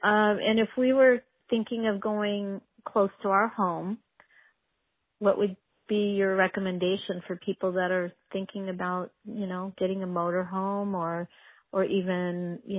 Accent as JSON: {"language": "English", "town": "Ventura", "region": "California", "country": "United States", "said": "where are you guys from? And I said, Ventura."}